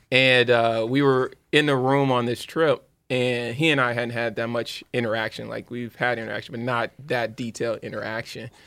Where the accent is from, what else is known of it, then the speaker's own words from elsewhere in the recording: Louisiana, United States; I'm from Louisiana.